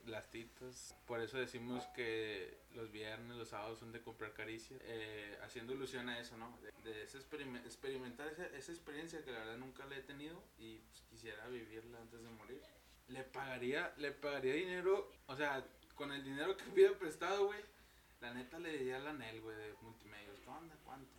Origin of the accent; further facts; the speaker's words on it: Monterrey, Nuevo León, Mexico; así le decimos aquí en Monterrey